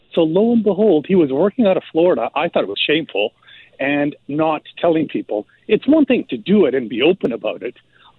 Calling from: Vancouver, British Columbia, Canada; I'm calling from Vancouver.

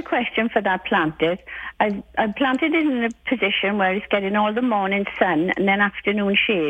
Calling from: Red Deer, Alberta, Canada; I'm phoning from Red Deer.

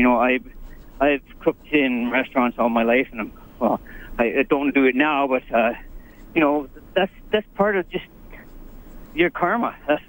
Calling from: Grande Prairie, Alberta, Canada; I'm phoning from Grand Prairie, Alberta.

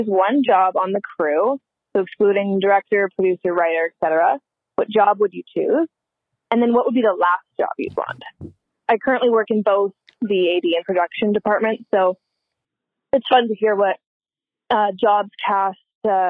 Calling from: Vancouver, British Columbia, Canada; I'm calling from Vancouver. I actually work in film

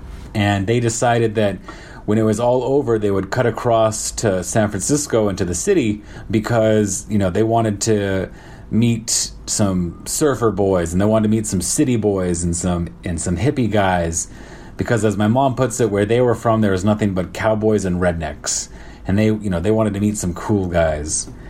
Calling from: Shanghai, China; I'm calling from Shanghai, China, and I'm on my 12th day of my 14-day quarantine here in Shanghai.

